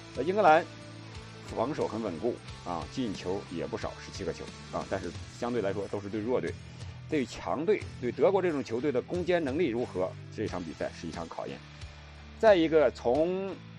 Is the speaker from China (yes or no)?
yes; China; 我们中国人